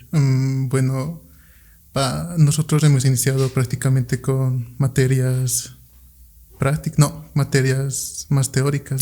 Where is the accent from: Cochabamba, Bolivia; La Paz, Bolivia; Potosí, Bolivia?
Potosí, Bolivia; moved away; Yo en Potosí, yo soy de Potosí